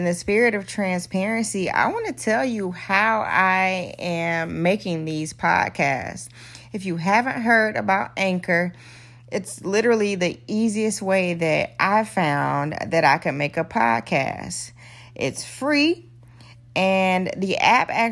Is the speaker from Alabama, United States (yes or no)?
yes; Dothan, Alabama, United States; We're both from Dothan, Alabama